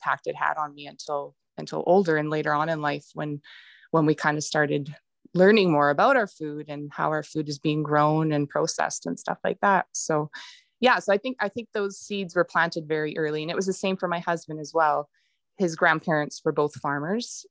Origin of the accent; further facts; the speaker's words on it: Peace River, Alberta, Canada; I'm originally from Peace River, born and raised